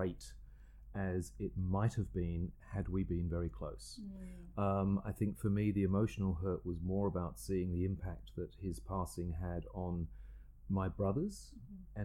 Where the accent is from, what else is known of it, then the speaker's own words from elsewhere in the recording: Margate, South East England, United Kingdom; moved away as an adult; also born or lived in Rochester, Kent; now in Sydney, Australia; I actually grew up on the south coast of England in a place called Margate